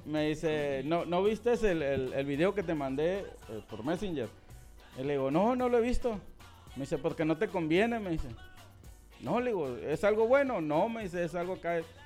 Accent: Sonora, Mexico; estoy en la pura línea de, de Sonora Sinaloa, criado en Sonora

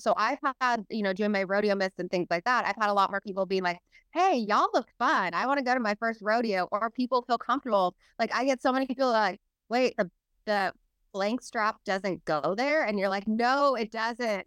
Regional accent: Salinas, California, United States; moved away; I grew up in Salinas

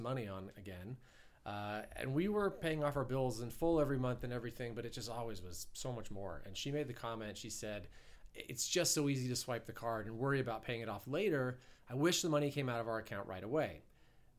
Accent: Ohio, United States; also born or lived in New York; now in Southern California, United States; I'm an Ohio boy. I'm a Midwesterner. Being back here in Kansas City feels a little like home, but I grew up in Ohio

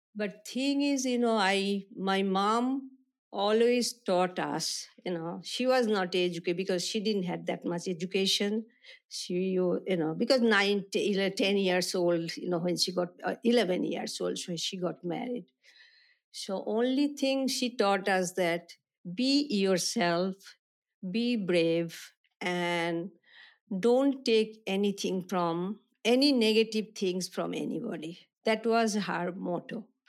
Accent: Kolkata, West Bengal, India; I was born in India, Calcutta

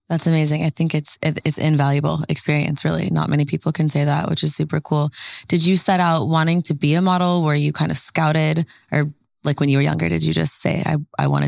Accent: Canada; moved away; I'm originally from Canada.

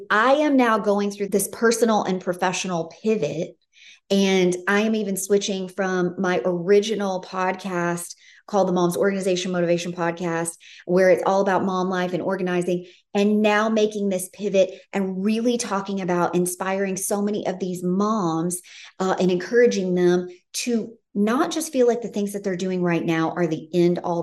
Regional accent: Memphis, Tennessee, United States; moved away; I grew up in Memphis, Tennessee

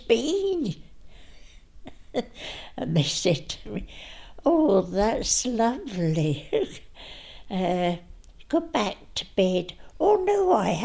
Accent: England, United Kingdom; also born or lived in Hilton, East Ross; now in Scotland; I'm from England

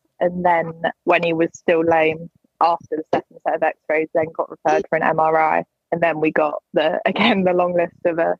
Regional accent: England, United Kingdom; I'm from England. I am currently a student going to university next year

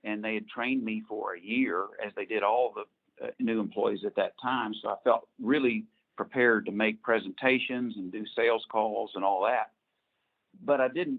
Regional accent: Fort Smith, Arkansas, United States; also born or lived in Dallas, Texas; I was born in Dallas, but from 2 years on, Fort Smith years.

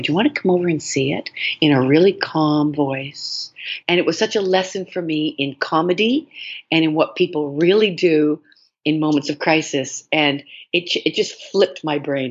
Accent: Toronto, Ontario, Canada; I grew up in Toronto

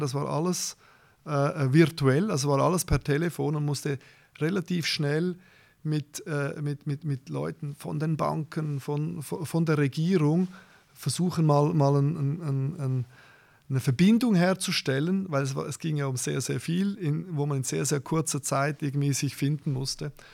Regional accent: Zurich, Switzerland; ich bin natürlich geboren in Zürich, äh, habe meine Ausbildung gemacht

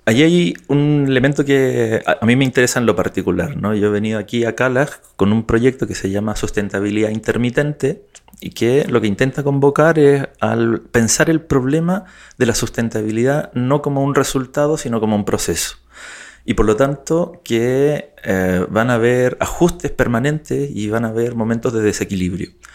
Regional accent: Chile; also born or lived in United Kingdom; de Chile, con identidad británica también, eh, circunstancialmente

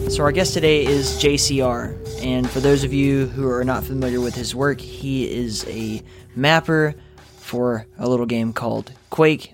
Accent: the South, United States; I was born in the South, too

